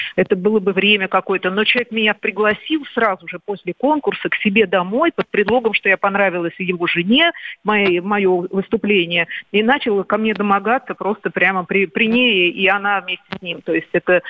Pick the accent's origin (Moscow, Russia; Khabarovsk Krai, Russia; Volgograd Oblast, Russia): Moscow, Russia; я родилась в Москве